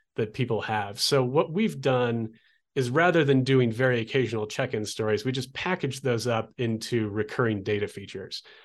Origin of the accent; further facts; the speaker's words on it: Olympia, Washington, United States; moved away as an adult; also born or lived in Oregon coast; now in Albuquerque, United States; I grew up in Olympia, Washington